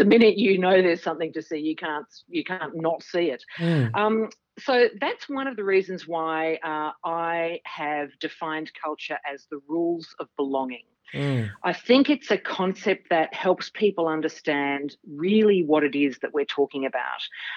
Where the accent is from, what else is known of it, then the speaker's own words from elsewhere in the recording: Melbourne, Victoria, Australia; I was born right here in Melbourne, Australia. So I've lived in some other countries, but you know, came back home.